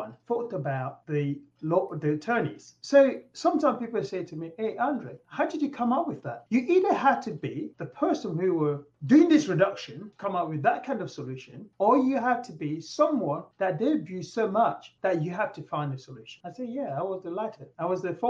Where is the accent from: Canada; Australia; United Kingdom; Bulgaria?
United Kingdom; England; moved away as an adult; now in United States; I'm from England